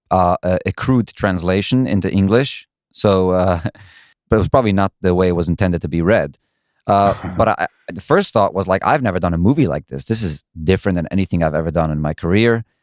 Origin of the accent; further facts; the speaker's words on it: Brooklyn, New York, United States; That is correct. Do I sound like I'm from Brooklyn?